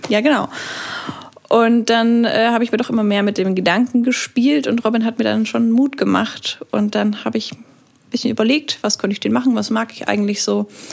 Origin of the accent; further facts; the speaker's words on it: Nuremberg, Bavaria, Germany; moved away; ich komme aus Nürnberg